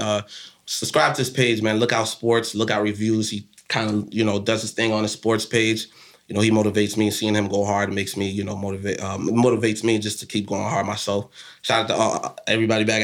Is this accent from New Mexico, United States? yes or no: no; Southwest Florida, United States; growing up in Southwest Florida